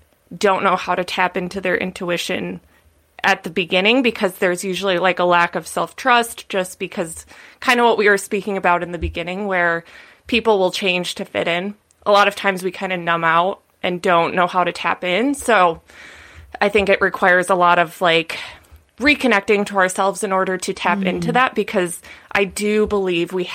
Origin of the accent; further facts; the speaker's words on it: Midwest, United States; now in California, United States; I grew up in the Midwest, like very normal, like, you know, standard upbringing